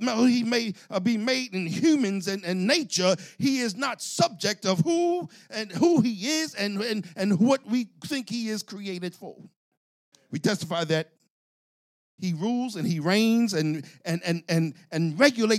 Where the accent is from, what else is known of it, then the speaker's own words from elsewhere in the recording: Philadelphia, Pennsylvania, United States; accent: South Philly; I'm from South Philly